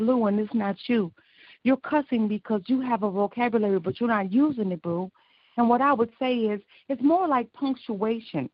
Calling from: Joliet, Illinois, United States; I'm calling from Joliet, Illinois

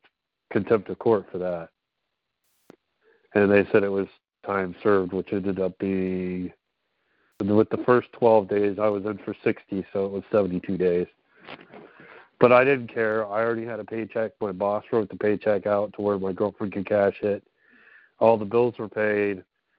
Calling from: Pennsylvania, United States

